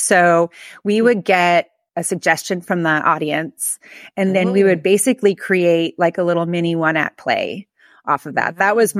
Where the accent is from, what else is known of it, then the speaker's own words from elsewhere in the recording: Palo Alto, California, United States; now in Philadelphia, United States; I'm from Northern California. I'm from Palo Alto, which more people know about Palo Alto now than they did when I was growing up. It was a pretty boring college town.